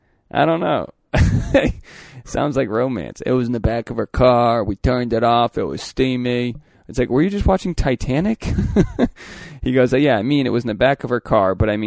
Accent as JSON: {"language": "English", "town": "Philadelphia", "region": "Pennsylvania", "country": "United States", "said": "come on, I'm an athlete from the Philly outskirts."}